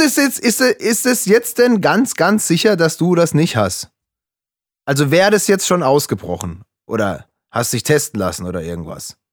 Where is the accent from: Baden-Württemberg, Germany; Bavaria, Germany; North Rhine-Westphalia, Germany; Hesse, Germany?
Baden-Württemberg, Germany; Freiburg; meine Heimatstadt Freiburg